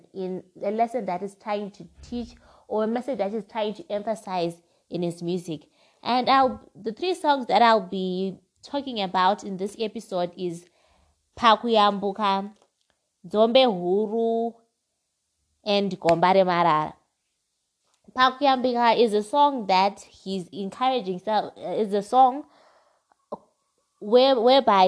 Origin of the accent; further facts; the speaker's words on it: Zimbabwe; my home country, which is Zimbabwe